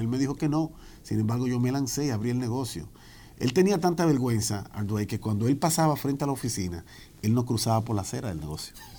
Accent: Santo Domingo, Distrito Nacional, Dominican Republic; also born or lived in Washington Heights, New York, United States; now in New York, United States; yo vine joven eh, a esta gran nación. Nací en la República Dominicana, en la capital.

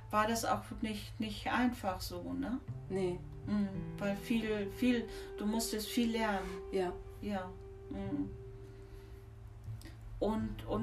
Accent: Tehran, Tehran Province, Iran; German is a second language; moved away as an adult; also born or lived in India; now in Germany; Ich komme aus dem Iran, aus mhm. Teheran.

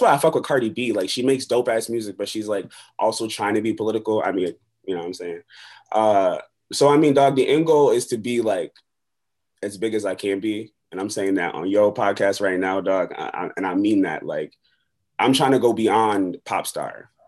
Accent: Buffalo, New York, United States; also born or lived in Long Beach, California; I'm from Long Beach, California, but I grew up in Buffalo, New York.

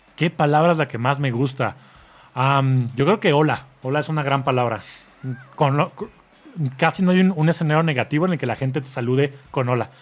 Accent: Mexico; como mexicano

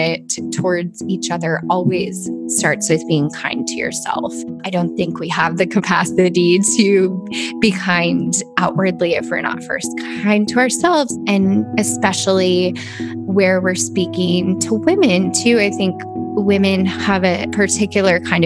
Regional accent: Kansas City, Missouri, United States; I grew up in Kansas City

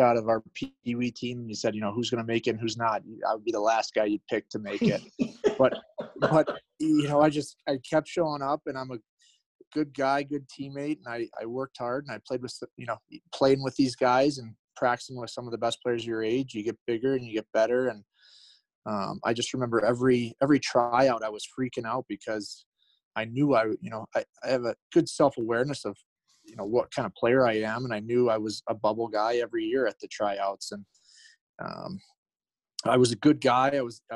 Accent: Detroit, Michigan, United States; growing up in Detroit

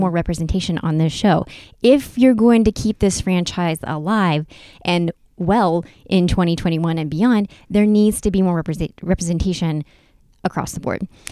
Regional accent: North Carolina, United States; I grew up in North Carolina.

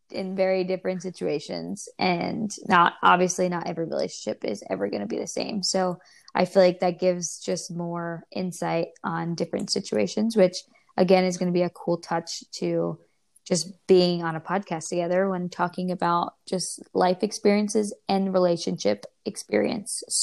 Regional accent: New York, United States; now in California, United States; we're originally from New York.

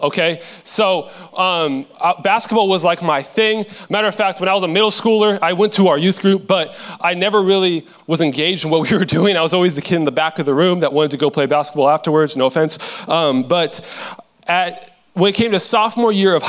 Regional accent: Seattle, Washington, United States; I am from Seattle, Washington

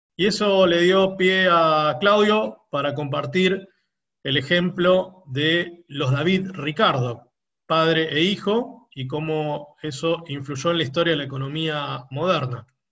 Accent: Argentina; como argentino medianamente informado

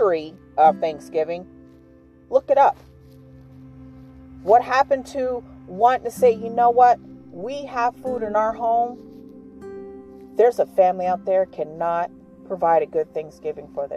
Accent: New York, United States; moved away; I'm from New York

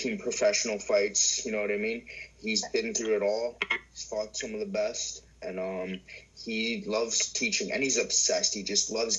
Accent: Welland, Ontario, Canada; also born or lived in St. Catharines; grew up in Welland, and I was born in St. Catharines

